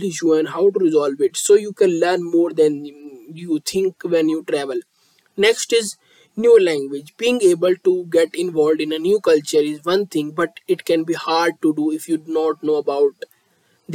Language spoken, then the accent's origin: English; India; I am from India.